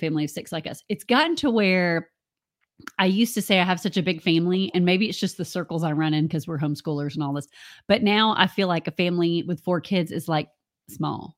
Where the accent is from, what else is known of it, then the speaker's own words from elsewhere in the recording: United States; moved away; also born or lived in Central Florida; we're from Alabama and Georgia, where tornadoes come